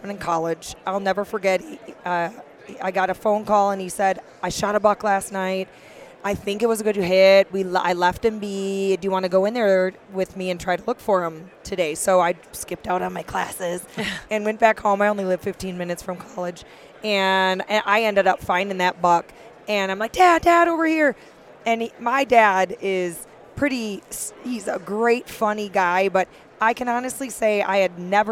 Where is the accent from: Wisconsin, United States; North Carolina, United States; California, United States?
Wisconsin, United States; Fort Atkinson; accent: upper Midwest; also born or lived in Montana; now in Bitterroot Valley, Montana, United States; I'm a cheesehead and proud of it. I am from Fort Atkinson, Wisconsin. It's right in between Madison and Milwaukee